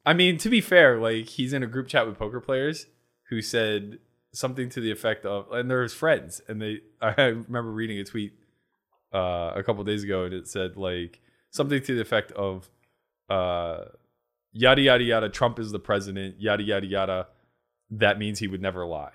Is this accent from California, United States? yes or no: no; Pittsburgh, Pennsylvania, United States; accent: Yinzer; I grew up in Pittsburgh